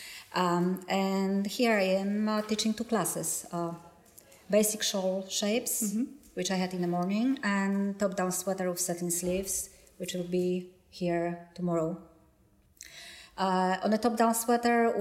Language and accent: English; Poland; accent: Polish; English is a second language; English is my second language, and my accent is... obviously hard, and you can hear my Polish accent